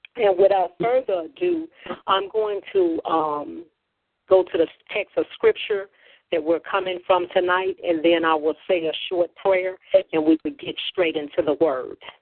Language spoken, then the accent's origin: English; Chicago, Illinois, United States; I'm from Chicago, Illinois, the Windy City